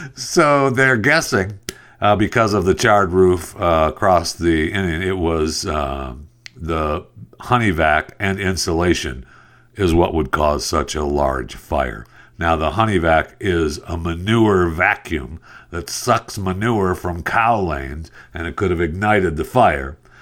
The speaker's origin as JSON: {"language": "English", "region": "Michigan", "country": "United States", "tie": "born or raised there", "said": "when I grew up in Michigan and, uh, when I was a little kid, we lived on a farm"}